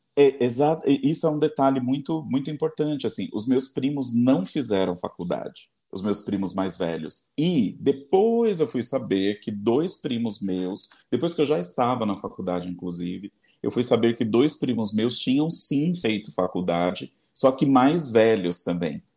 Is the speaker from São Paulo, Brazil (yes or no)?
yes; Embu das Artes, São Paulo, Brazil; now in São Paulo, Brazil; Eu fui criado em Embu das Artes, na periferia do Embu das Artes